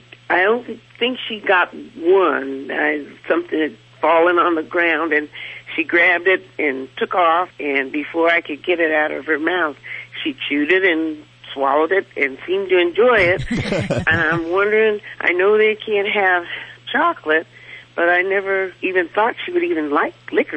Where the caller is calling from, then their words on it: Las Vegas, Nevada, United States; Las Vegas, Nevada.